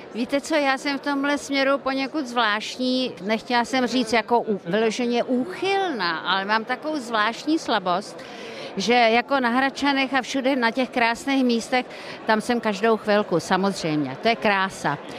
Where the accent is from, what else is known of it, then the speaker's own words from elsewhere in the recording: Prague, Czechia; po Praze 7, kde jsem se narodila v Heřmanově ulice u Bubenského nádraží.